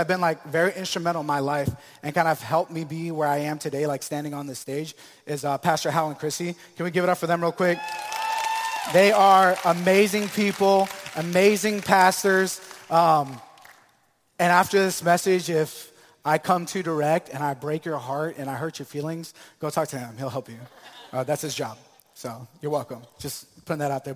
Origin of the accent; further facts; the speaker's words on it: Tampa, Florida, United States; also born or lived in Maryland; I was born in Maryland, but raised here in Tampa, Florida.